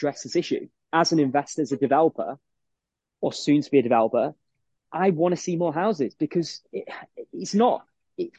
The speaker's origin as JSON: {"language": "English", "town": "Manchester", "region": "North West England", "country": "United Kingdom", "said": "I say I'm from Manchester"}